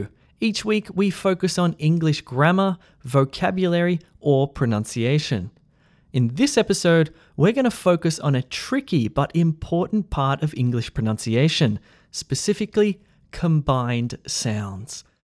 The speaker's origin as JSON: {"language": "English", "country": "Australia", "accent": "Australian", "said": "Keep in mind that my accent is Australian, but it's very neutral. Sometimes people can't guess where I'm from"}